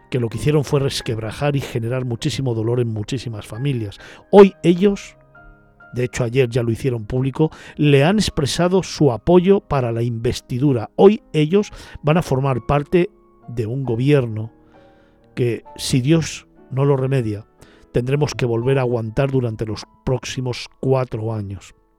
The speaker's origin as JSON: {"language": "Spanish", "country": "Spain"}